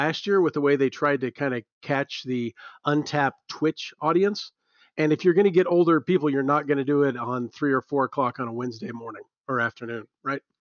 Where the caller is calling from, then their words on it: Cheyenne, Wyoming, United States; I guarantee you I'm the first caller you've ever had from Cheyenne, Wyoming.